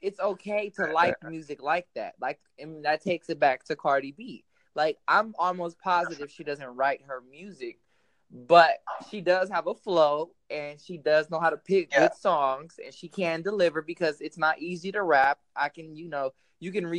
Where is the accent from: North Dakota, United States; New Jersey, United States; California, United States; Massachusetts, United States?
California, United States; Long Beach; I'm from Long Beach